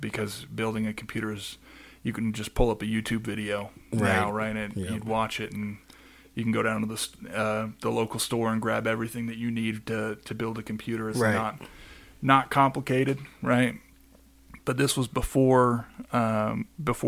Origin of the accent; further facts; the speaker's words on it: Phoenix, Arizona, United States; now in Colorado, United States; I was born and raised in Phoenix, Arizona.